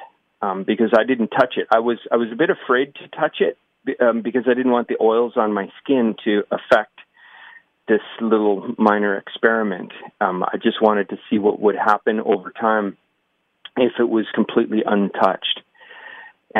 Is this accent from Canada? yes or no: yes; Waterloo, Ontario, Canada; I'm from Waterloo.